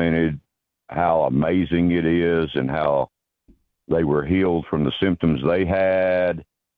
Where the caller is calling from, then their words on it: Chattanooga, Tennessee, United States; Chattanooga, Tennessee.